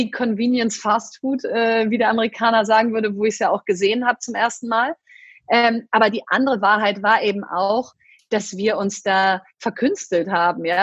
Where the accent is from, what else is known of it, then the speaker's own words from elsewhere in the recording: Hamburg, Germany; now in Berlin, Germany; ich bin in Hamburg geboren